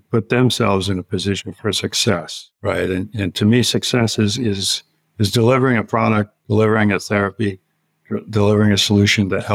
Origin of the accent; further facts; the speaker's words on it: Northwest Pennsylvania, United States; moved away as an adult; growing up in Northwest PA